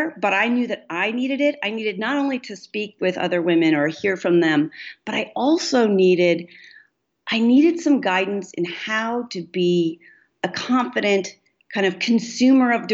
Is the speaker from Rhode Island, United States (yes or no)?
no; New York City, New York, United States; I grew up in New York City